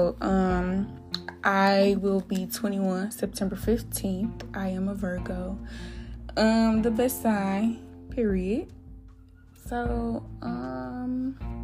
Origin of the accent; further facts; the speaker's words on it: Flint, Michigan, United States; I'm from Michigan, by the way. Flint, Michigan, to be exact